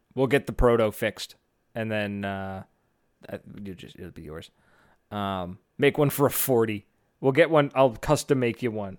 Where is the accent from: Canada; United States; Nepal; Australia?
Canada; Fredericton, New Brunswick; right here in Fredericton, in my hometown